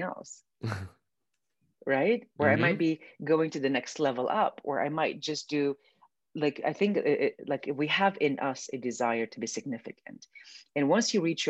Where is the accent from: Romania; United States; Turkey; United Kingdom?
Romania; moved away; I grew up in Romania, which is a communist country.